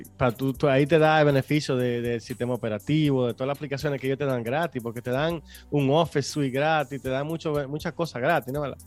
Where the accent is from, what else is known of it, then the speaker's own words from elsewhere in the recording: Dominican Republic; moved away; nosotros somos dominicanos